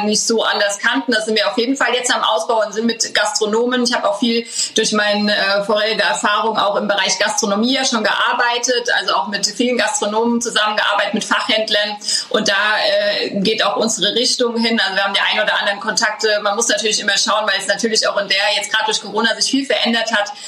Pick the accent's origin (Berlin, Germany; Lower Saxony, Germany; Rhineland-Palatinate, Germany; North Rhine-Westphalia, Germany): Rhineland-Palatinate, Germany; Schornsheim; born or raised there